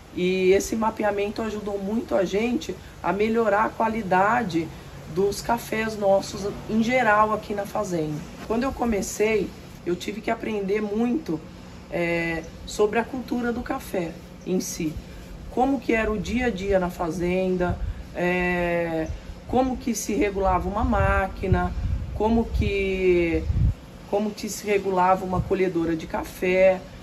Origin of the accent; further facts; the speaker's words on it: Tupã, São Paulo, Brazil; moved away as an adult; now in Cerrado Mineiro, Brazil; sou nascida em Tupã, interior de São Paulo